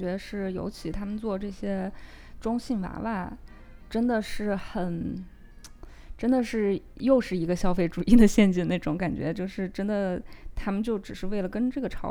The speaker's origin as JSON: {"language": "Chinese", "country": "China", "tie": "born or raised there", "said": "咱们是出生在中国，生在中国，长在红旗下"}